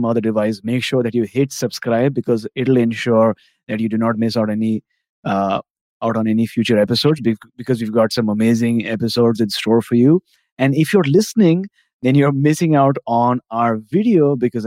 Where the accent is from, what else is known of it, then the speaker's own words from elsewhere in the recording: India; now in Canada; I'm from India